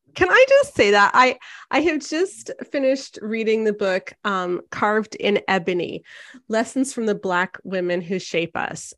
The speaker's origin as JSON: {"language": "English", "country": "Canada", "said": "as a Canadian"}